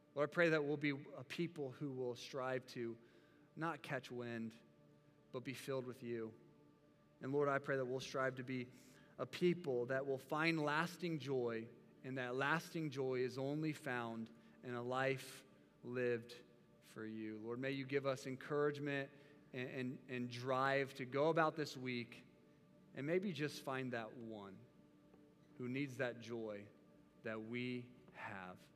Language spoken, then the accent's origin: English; United States; as American Christians